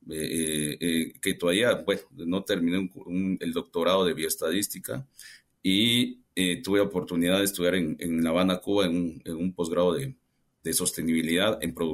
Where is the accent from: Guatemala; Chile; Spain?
Guatemala; siendo guatemalteco, pues no, no, había tenido la oportunidad de trabajar en, en esta corporación.